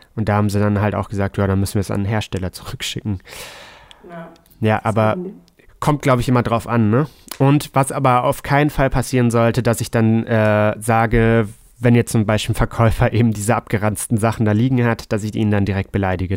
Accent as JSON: {"language": "German", "region": "Hamburg", "country": "Germany", "said": "als Hamburger"}